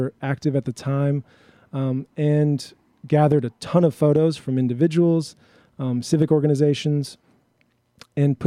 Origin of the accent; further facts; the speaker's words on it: Milwaukee, Wisconsin, United States; also born or lived in Minneapolis / Montreal; I'm a Milwaukee native. I grew up in the Sherman Park neighborhood.